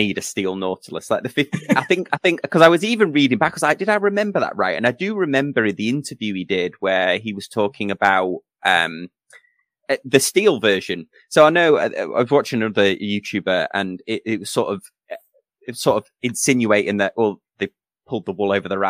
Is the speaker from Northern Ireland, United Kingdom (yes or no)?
no; Manchester, North West England, United Kingdom; moved away; I'm from Manchester originally